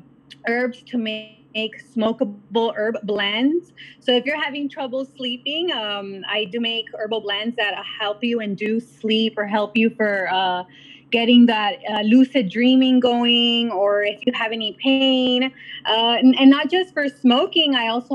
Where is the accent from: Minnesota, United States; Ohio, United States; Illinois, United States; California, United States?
California, United States; South Gate; I pretty much grew up here in Southgate.